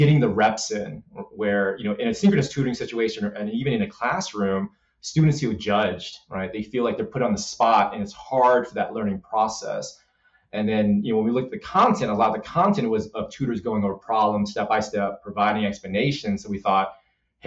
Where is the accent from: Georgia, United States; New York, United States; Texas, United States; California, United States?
California, United States; Los Angeles; I grew up in South Central LA.